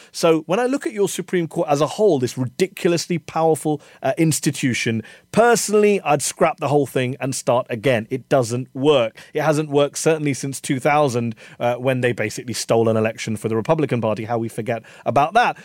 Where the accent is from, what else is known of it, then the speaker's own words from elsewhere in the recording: United Kingdom; now in Virginia, United States; As someone who hasn't lived here all my life, I'm a Brit, I'm an immigrant to your great country